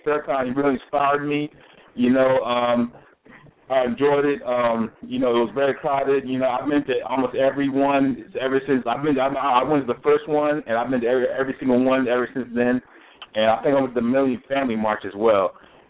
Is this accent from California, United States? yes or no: no; Maryland, United States; Yeah, I'm from Maryland.